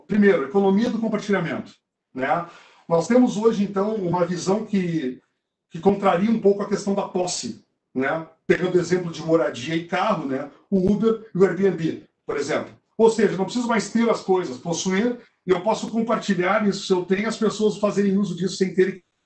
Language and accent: Portuguese; South Region, Brazil; eu e tu, somos do Sul